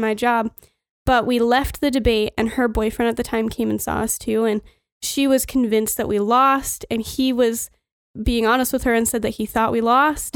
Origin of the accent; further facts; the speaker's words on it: Rosebud, Montana, United States; also born or lived in Miles City, Montana / New York; we came back to Rosebud again, following my grandparents